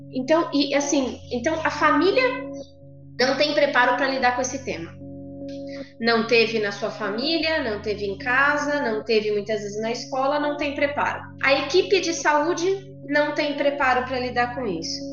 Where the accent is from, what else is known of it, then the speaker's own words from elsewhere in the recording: São Paulo, Brazil; Eu sou de São Paulo, mas faz três semanas que mudei para o interior aqui de São Paulo